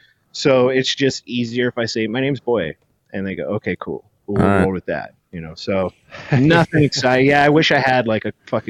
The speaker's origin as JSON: {"language": "English", "area": "San Diego County", "region": "Southern California", "country": "United States", "tie": "born or raised there", "also_born_or_lived": "Oakland, California", "said": "I was born in Oakland, and then we moved to San Diego County when I was young. And so I was raised in Southern California. I was born in Northern California."}